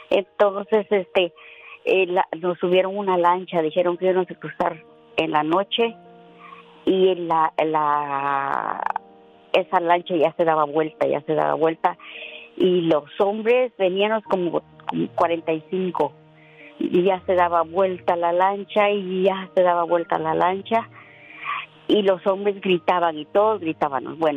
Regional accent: Guatemala; now in United States; Yo soy pura guatemalteca y me gusta bailar el son.

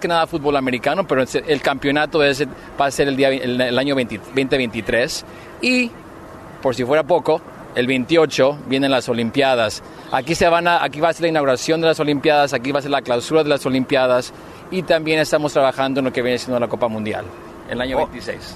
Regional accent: Michoacán, Mexico; moved away; also born or lived in Los Angeles; soy mexicano de Michoacán

